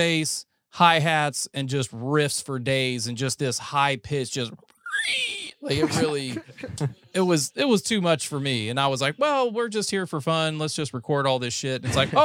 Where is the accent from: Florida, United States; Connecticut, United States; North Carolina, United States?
North Carolina, United States; moved away as an adult; also born or lived in Ohio; now in Texas, United States; I'm from North Carolina